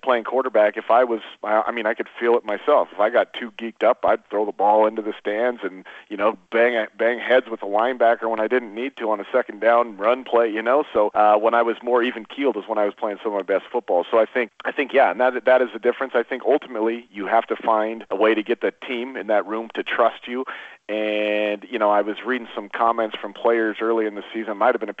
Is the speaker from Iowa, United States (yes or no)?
no; Oregon, United States; moved away as an adult; I grew up in Oregon, in Oregon